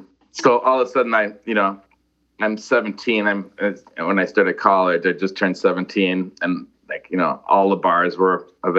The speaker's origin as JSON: {"language": "English", "town": "Milwaukee", "region": "Wisconsin", "country": "United States", "tie": "born or raised there", "moved": "as an adult", "lives_now": "Los Angeles, United States", "said": "I was born in Milwaukee, Wisconsin, south side of Milwaukee."}